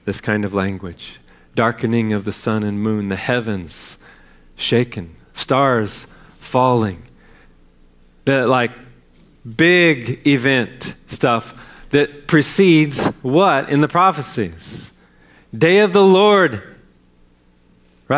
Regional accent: California, United States; now in Texas, United States; I grew up in California.

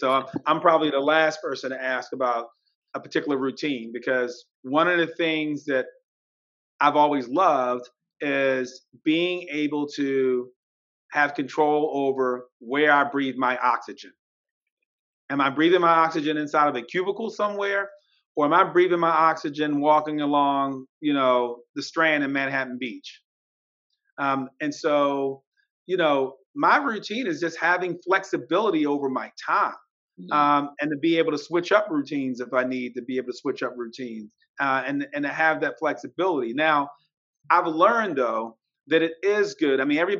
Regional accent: India; now in United States; I came from India and I grew up in the slums and I was able to make it here.

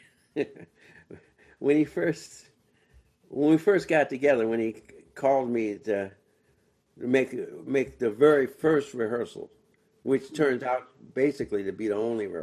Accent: Washington, District of Columbia, United States; I'm from Washington, D.C.

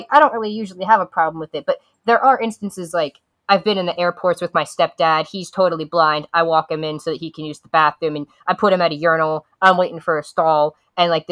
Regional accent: Columbus, Ohio, United States; I'm from Columbus, Central Ohio

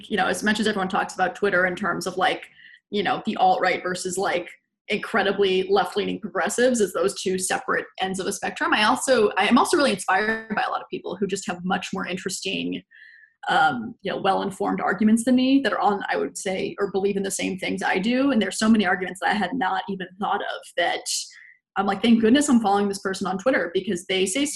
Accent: Jacksonville, Florida, United States; now in New York City, United States; I come from Jacksonville, Florida

